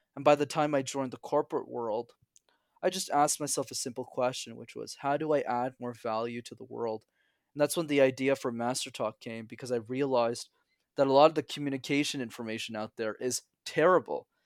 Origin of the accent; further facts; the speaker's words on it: Montreal, Quebec, Canada; I'm born, born and raised in Montreal